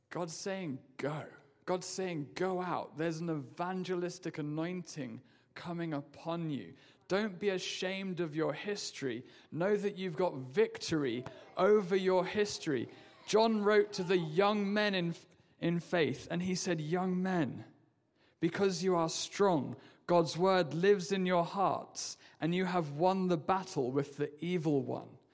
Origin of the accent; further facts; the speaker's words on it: England, United Kingdom; moved away as an adult; I'm from England.